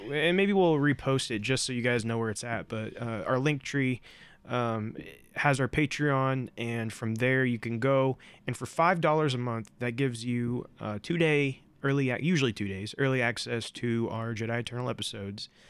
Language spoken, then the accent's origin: English; Indiana, United States; we are from Indiana